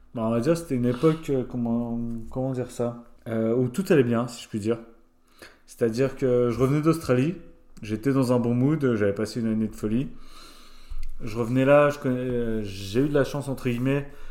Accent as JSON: {"language": "French", "town": "Étival-Clairefontaine", "region": "Grand Est", "country": "France", "tie": "born or raised there", "also_born_or_lived": "Nancy / Madrid / Valence", "moved": "as an adult", "said": "je suis originaire des Vosges de base, donc juste à côté, à une heure de Nancy"}